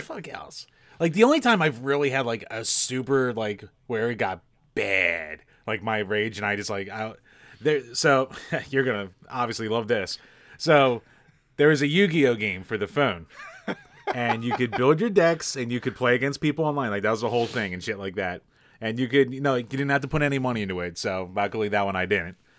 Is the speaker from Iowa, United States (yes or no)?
no; Pennsylvania, United States